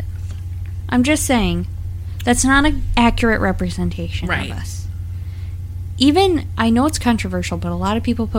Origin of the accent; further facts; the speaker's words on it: United States; We're so American